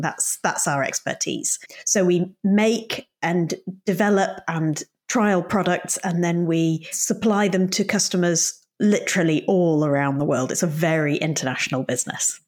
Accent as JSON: {"language": "English", "region": "Yorkshire and the Humber", "country": "United Kingdom", "tie": "born or raised there", "moved": "as an adult", "said": "I grew up in Yorkshire, which is in the north of England, in quite a rural community."}